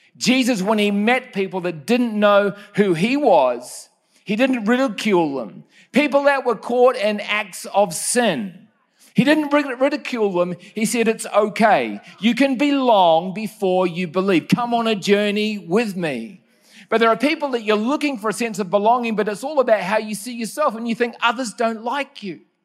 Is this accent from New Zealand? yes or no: yes; New Zealand; Growing up in New Zealand was a, a great place to grow up